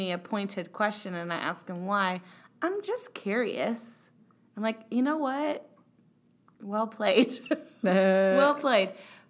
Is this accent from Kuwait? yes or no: no; Indiana, United States; I am from Indiana, which is a very big basketball state.